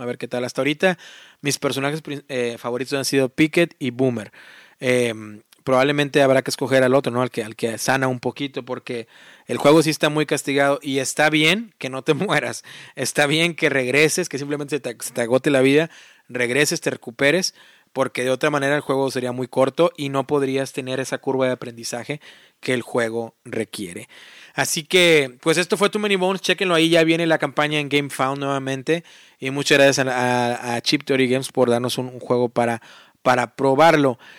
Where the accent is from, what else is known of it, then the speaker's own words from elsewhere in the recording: Matamoros, Tamaulipas, Mexico; moved away as an adult; now in Indianapolis, United States; yo, personalmente, eh, pues ahí, viví toda mi vida, ¿no? De ahí soy